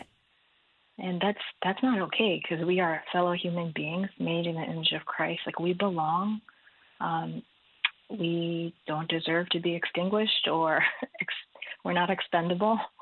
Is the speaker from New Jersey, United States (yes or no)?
yes; New Jersey, United States; now in Minneapolis, United States; I grew up in New Jersey